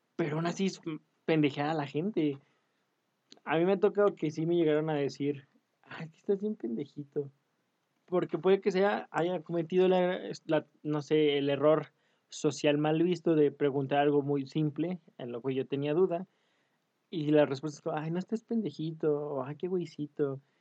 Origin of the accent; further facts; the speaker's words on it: Mexico; no soy mexicano